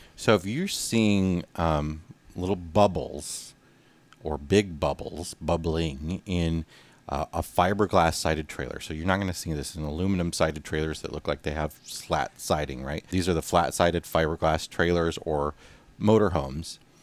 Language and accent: English; United States; moved away; we're coming to you again from the Quad Cities area, Western Illinois, Eastern Iowa, my hometown